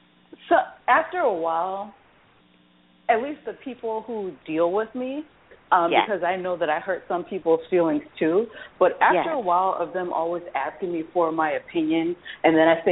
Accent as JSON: {"language": "English", "region": "West Coast", "country": "United States", "tie": "born there", "said": "I will say I was born on the West Coast."}